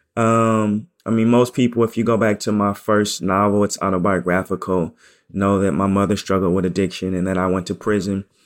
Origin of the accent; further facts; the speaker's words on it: Portland, Oregon, United States; moved away as an adult; also born or lived in New York / Chicago; I'm from Portland, Oregon, and I'm, I'm very pro Portland